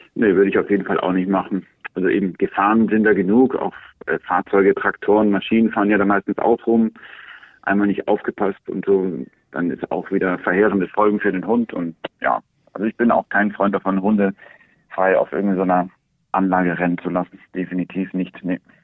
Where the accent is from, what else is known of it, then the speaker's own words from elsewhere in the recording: Andalusia, Spain; Wir sind hier auf der Ranch in Andalusien aufgewachsen